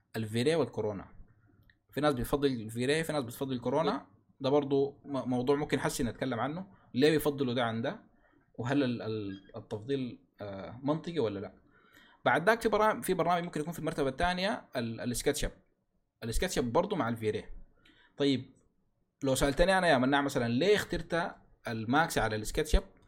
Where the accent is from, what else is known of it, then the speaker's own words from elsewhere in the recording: Sudan; عندنا في السودان